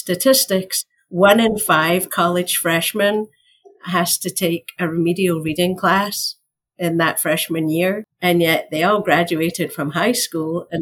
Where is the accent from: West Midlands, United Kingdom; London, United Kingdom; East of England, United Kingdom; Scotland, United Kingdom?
Scotland, United Kingdom; moved away as an adult; now in United States; So I'm from Scotland. Sometimes it feels like I'm from another planet, but it's only Scotland. I've lived here for over 30 years